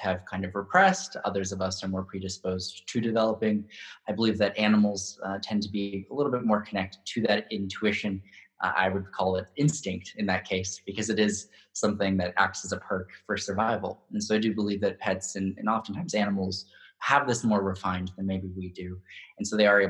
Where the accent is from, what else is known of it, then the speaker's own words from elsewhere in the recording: Hanford, California, United States; I grew up in Central California in a really small town called Hanford